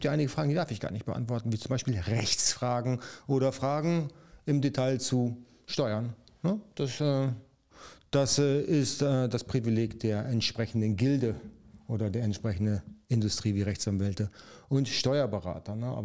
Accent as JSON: {"language": "German", "region": "North Germany", "country": "Germany", "said": "Ich komme aus dem Norden. Jawohl, da komme ich eigentlich auch her. Man hört es auch an meinem Dialekt, der eigentlich nicht äh, erkennbar ist."}